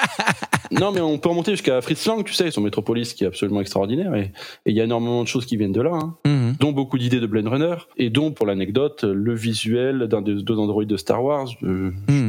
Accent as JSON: {"language": "French", "country": "France", "accent": "French accent", "said": "je connais mon accent français"}